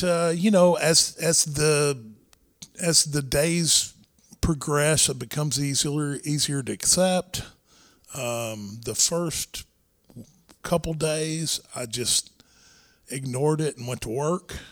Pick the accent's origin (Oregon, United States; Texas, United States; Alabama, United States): Texas, United States; Irving; I managed a gym where we grew up in Irving, Texas.